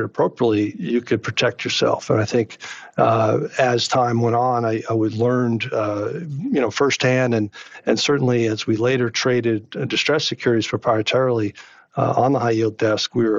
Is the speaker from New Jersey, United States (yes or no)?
yes; New Jersey, United States; growing up in the East Coast and in New Jersey and being close to New York City